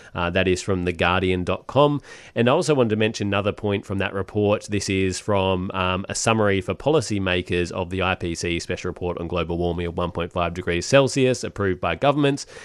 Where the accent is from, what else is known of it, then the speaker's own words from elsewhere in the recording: Perth, Western Australia, Australia; I'm from Perth